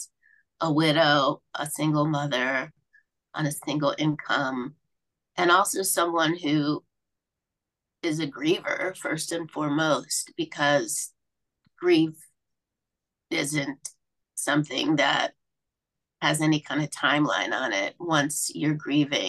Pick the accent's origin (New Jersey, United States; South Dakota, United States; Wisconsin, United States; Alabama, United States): Alabama, United States; Mobile; I grew up in Mobile, Alabama